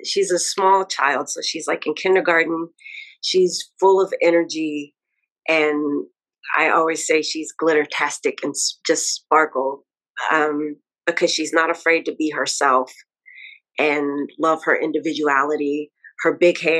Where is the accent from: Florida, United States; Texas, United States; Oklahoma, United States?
Texas, United States; Dallas; moved away as an adult; now in New York, United States; I'm originally from Dallas, Texas, but I have been living in New York now for 9 years